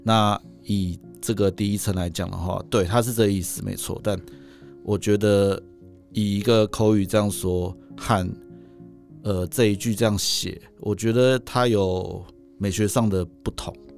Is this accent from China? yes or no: no; Taipei, Taiwan; also born or lived in Hualien; 我回到台北，因为我是台北人嘛。嗯。我其实在外，我其实在外县市只过了七年而已